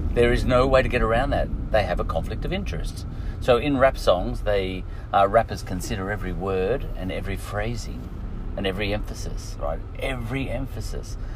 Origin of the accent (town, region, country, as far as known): Australia